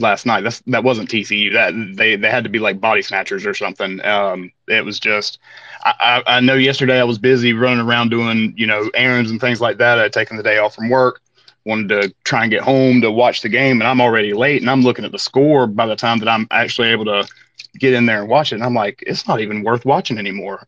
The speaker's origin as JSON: {"language": "English", "area": "near Valdosta", "region": "Georgia", "country": "United States", "tie": "born or raised there", "said": "a stone's throw away from my hometown"}